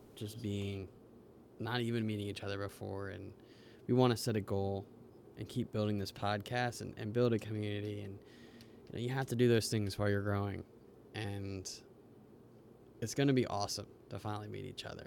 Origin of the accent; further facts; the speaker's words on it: United States; we're from the United States